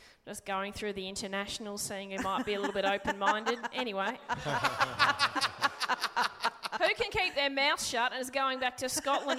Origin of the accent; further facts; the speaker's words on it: Brisbane, Queensland, Australia; I'm from Brisbane.